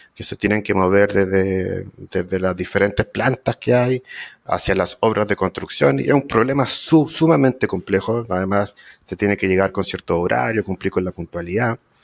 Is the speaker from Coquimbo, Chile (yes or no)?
yes; La Serena, Coquimbo, Chile; moved away as an adult; now in Santiago, Chile; yo soy de La Serena, para empezar, del norte chico. A los 18 años me vine a Santiago a estudiar, ya me quedé acá